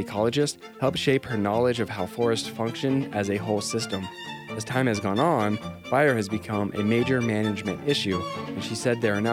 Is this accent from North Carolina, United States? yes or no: no; Quincy, California, United States; moved away; my hometown, Quincy, California